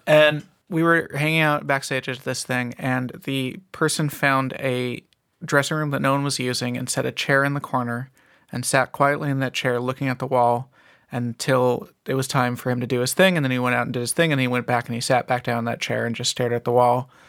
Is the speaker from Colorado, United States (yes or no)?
no; Ventura County, Southern California, United States; growing up in Southern California